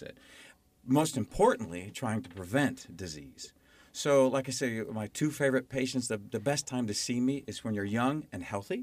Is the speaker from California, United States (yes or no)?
no; Arizona, United States; also born or lived in Nevada; I was born in Nevada, raised in Arizona. I'm definitely an Arizona native